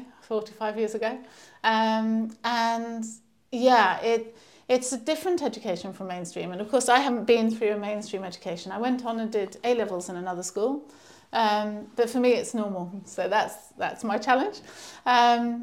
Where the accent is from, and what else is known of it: Canterbury, South East England, United Kingdom; born or raised there; moved away as an adult; also born or lived in London